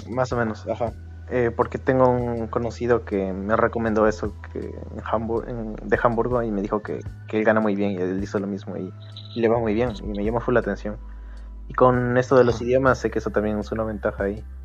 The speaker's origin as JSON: {"language": "Spanish", "town": "Quito", "region": "Pichincha", "country": "Ecuador", "moved": "as an adult", "lives_now": "Germany", "said": "vengo de Quito y llegué acá a Alemania en marzo"}